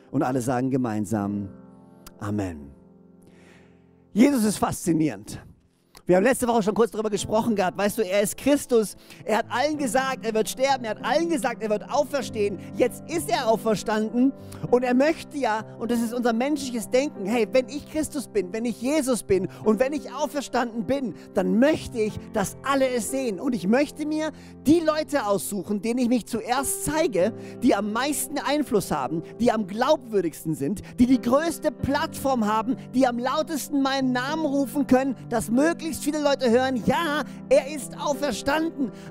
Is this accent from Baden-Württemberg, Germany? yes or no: yes; Böhringen, Baden-Württemberg, Germany; now in Orsingen, Germany; Ich meine, hey, ich bin in Böhring groß geworden und lebe jetzt in Orsingen.